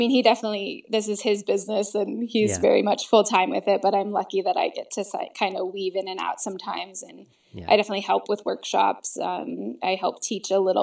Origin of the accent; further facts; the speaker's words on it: United States; also born or lived in California / British Columbia; I'm American